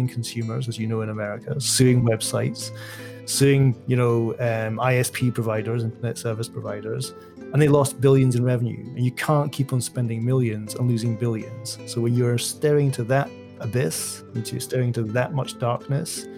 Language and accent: English; Dunbar, Scotland, United Kingdom; moved away as an adult; also born or lived in London; In 2006, I moved from my hometown, Dunbar in Scotland